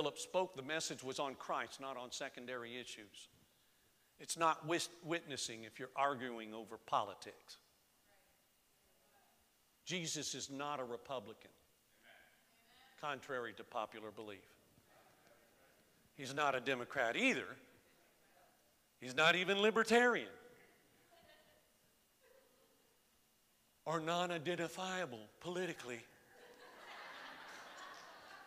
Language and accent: English; Florida, United States; now in Lehigh Valley, United States; I was born and raised in Florida.